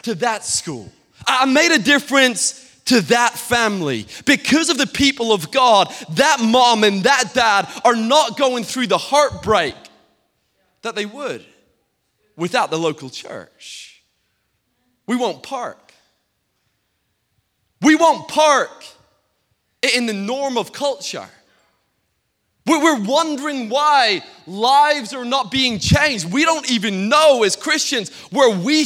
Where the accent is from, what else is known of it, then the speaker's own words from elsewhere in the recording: Peterhead, Scotland, United Kingdom; I grew up in Peterhead, Scotland, the capital of the whitefish, capital of whitefish in the whole of Europe.